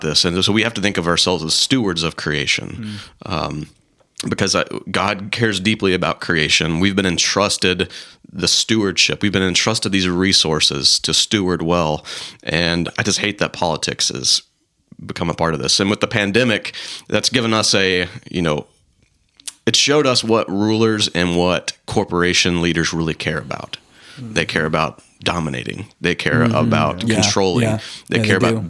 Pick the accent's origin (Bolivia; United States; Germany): United States; the South; growing up in the South, growing up in, you know, Southern Baptist churches